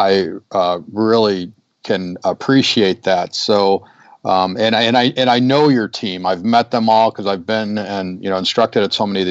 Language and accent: English; Chicago, Illinois, United States; moved away; also born or lived in Southern California; I was born and raised in Chicago